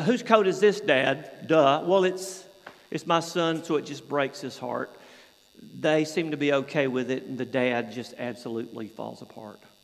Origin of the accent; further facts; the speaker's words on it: Georgia, United States; moved away as an adult; also born or lived in Atlanta, Georgia; now in Oxted, United Kingdom; I'm from Georgia